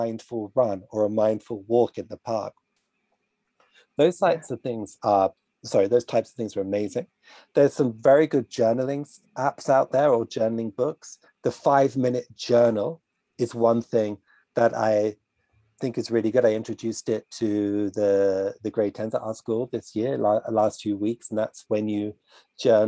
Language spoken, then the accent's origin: English; United Kingdom; I'm British